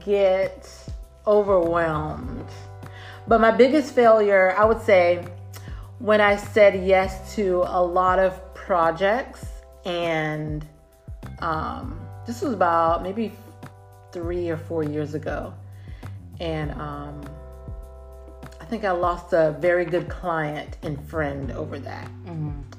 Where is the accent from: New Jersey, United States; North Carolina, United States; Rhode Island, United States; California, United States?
California, United States; San Diego; born there; Did you know I was born in Cali?